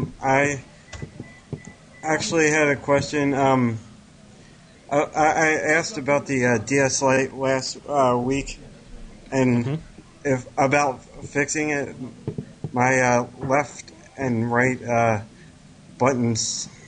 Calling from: Maryland, United States; It's … from Maryland.

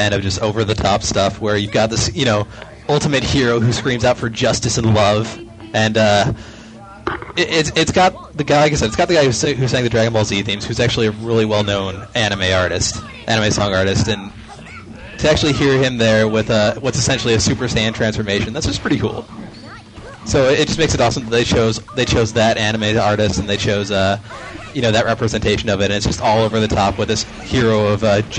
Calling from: Oak Forest, Illinois, United States; It's the … from Oak Forest, Illinois.

